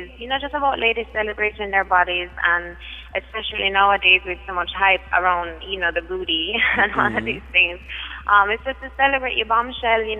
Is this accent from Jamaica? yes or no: yes; Kingston, Surrey, Jamaica; I am from Kingston, Jamaica.